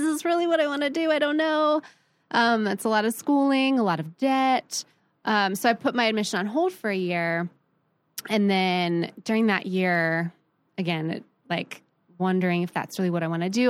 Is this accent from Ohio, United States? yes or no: yes; Columbus, Ohio, United States; also born or lived in San Francisco, California; I grew up, I was born in San Francisco. Um, always love it and claim it, but I was pretty much raised in Columbus, Ohio.